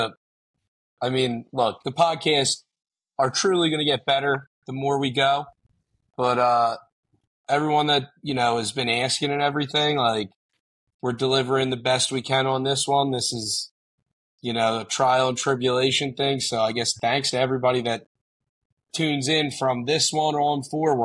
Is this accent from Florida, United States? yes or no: no; Montgomery County, Pennsylvania, United States; I'm from Monco.